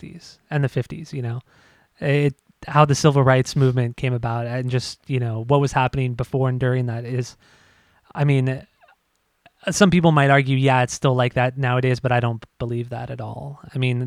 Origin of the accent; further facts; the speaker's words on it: Southern California, United States; growing up in Southern California